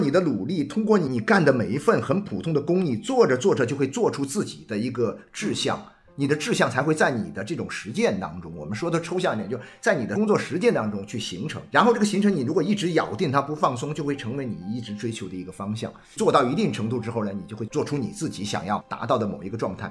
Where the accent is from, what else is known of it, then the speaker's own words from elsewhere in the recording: Nanchang, Jiangxi, China; also born or lived in Xiamen; 是我，是从南昌招到这边去的